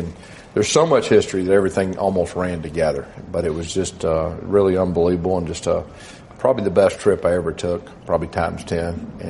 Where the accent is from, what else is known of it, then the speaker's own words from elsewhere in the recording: Irving, Texas, United States; born there; I was born in Irving, and my dad lived in the Dallas Metroplex when I was growing up